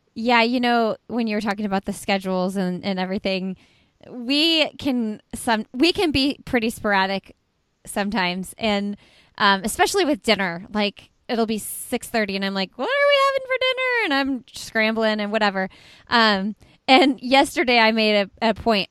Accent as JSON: {"language": "English", "town": "Indianapolis", "region": "Indiana", "country": "United States", "tie": "born or raised there", "said": "That is my hometown where I live"}